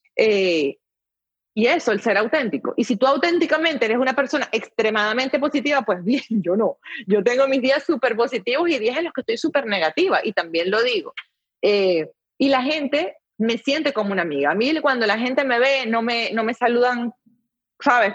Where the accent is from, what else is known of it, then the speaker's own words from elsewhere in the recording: Venezuela; now in United States; en mi país, antes de que llegara todo esto, era un país en el que realmente no era, no era tan difícil surgir